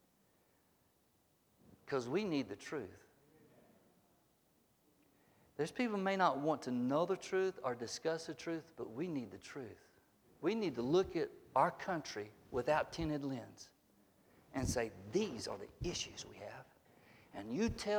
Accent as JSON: {"language": "English", "region": "the South", "country": "United States", "tie": "born or raised there", "said": "I was born in the South"}